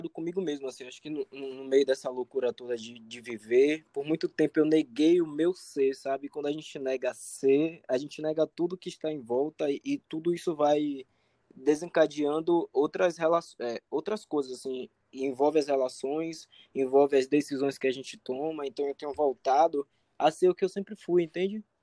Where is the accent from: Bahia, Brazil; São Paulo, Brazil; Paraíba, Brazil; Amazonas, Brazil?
Bahia, Brazil; Salvador; moved away; Eu sou de Salvador